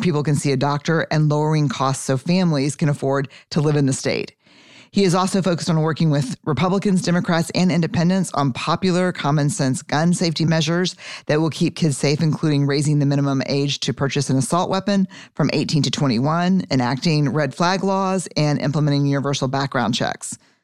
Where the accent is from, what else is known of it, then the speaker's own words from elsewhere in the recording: Texas, United States; I'm a Texan. Fifth generation